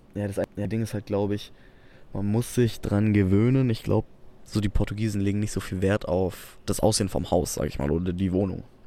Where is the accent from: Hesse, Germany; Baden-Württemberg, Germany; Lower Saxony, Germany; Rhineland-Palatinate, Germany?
Baden-Württemberg, Germany; Albstadt; bei uns in Albstadt